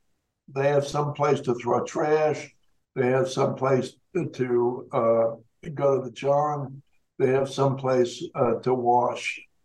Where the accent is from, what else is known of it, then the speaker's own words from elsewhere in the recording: Denver, Colorado, United States; There have been studies in my hometown of Denver